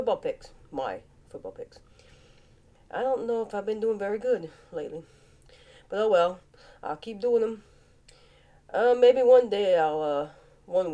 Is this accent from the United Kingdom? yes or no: no; Cajun, Louisiana, United States; accent: Cajun; My Cajun accent